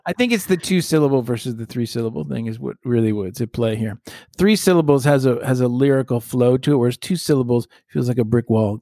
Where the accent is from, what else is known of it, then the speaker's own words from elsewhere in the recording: United States; as an American, a kid growing up who loved history